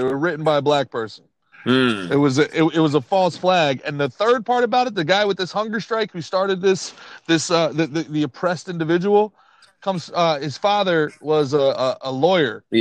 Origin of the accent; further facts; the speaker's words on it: Northeast, United States; I grew up in the Northeast